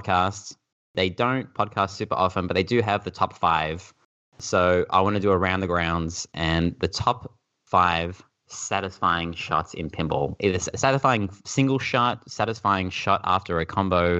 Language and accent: English; Australia; we're Australian